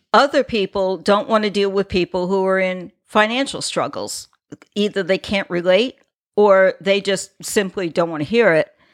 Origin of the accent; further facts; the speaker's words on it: New York, United States; now in Florida, United States; I'm originally from New York. My father traveled, we lived on the island